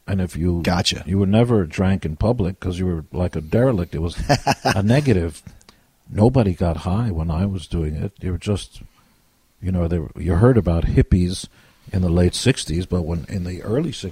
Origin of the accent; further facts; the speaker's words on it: Israel; now in United States; And I wasn't born in America. I came from Israel